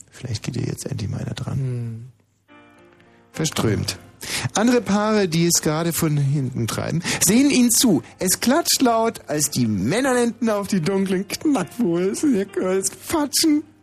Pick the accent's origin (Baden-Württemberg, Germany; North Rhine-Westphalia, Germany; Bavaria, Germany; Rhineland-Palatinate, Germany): Bavaria, Germany; Schondorf am Ammersee; Aus Schondorf am Ammersee.